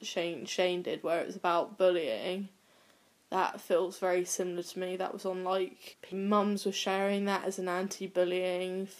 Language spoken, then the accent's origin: English; Cornwall, South West England, United Kingdom; Pretty much all my family is Welsh, but I was born in Cornwall and I've lived in Cornwall